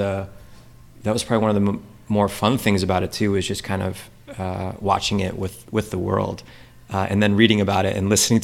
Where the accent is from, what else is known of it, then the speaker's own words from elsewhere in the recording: Chicago, Illinois, United States; moved away as an adult; also born or lived in China; I was from Chicago